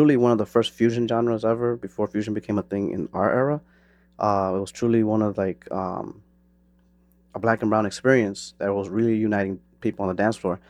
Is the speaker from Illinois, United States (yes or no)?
yes; Chicago, Illinois, United States; I'm from Chicago